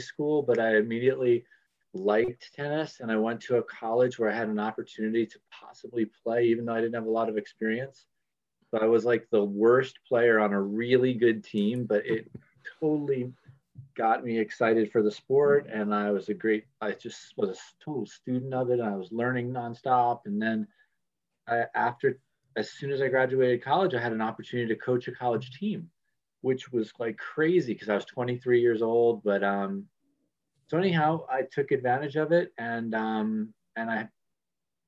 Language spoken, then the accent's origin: English; Long Island, New York, United States; moved away as an adult; now in Virginia, United States; I grew up in Long Island, New York